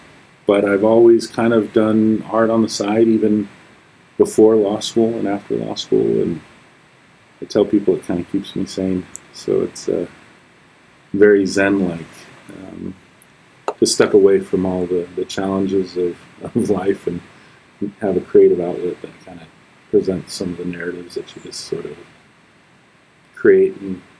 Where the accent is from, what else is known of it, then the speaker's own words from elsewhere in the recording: Cattaraugus territory, New York, United States; now in Longmont, United States; I'm Northern Arapaho in Seneca. I grew up on Cattaraugus territory, but I'm enrolled Arapaho in Central Wyoming, Wind River Reservation. And I currently live in Longmont, Colorado, just outside Boulder. I've been out there for about 3 years now.